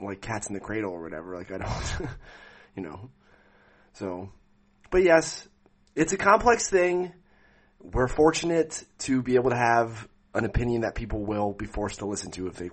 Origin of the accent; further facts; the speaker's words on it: Catasauqua, Pennsylvania, United States; In my hometown, I'm pretty sure there's still a weird, like, VHS DVD rental place on Front Street in Catasauqua